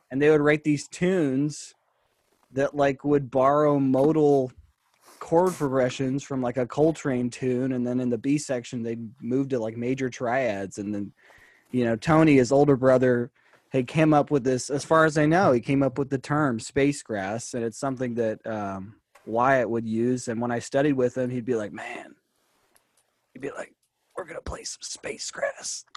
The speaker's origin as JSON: {"language": "English", "town": "San Jose", "region": "California", "country": "United States", "also_born_or_lived": "Tennessee", "said": "I'm from San Jose, actually, but I had gone to study in Tennessee"}